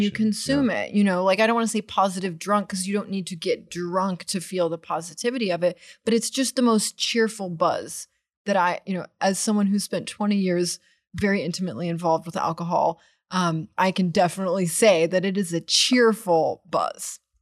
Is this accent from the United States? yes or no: yes; Austin, Texas, United States; also born or lived in Washington, D.C. / Tel Aviv; growing up in Austin